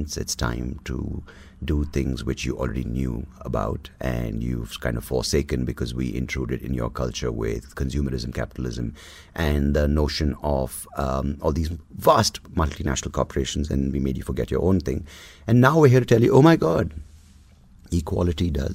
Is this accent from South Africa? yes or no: no; Bangalore, Karnataka, India; also born or lived in Mangalore; I'm from South Canada, I'm Bangalorean. So Bangalore, Mangalore Brahmin